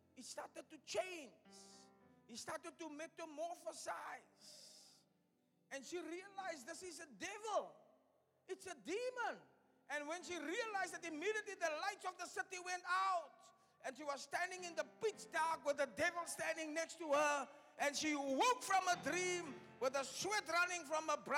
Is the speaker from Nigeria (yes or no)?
no; Cape Town, Western Cape, South Africa; moved away as an adult; also born or lived in Delft / Upington; My hometown where I come from, Elsies